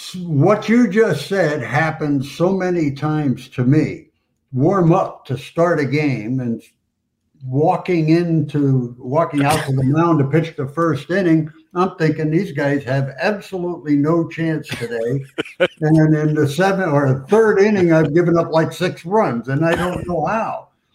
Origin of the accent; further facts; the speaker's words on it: Hialeah, Florida, United States; So I grew up in Hialeah, Florida, went to Hialeah High School, get a chance to pitch for that team.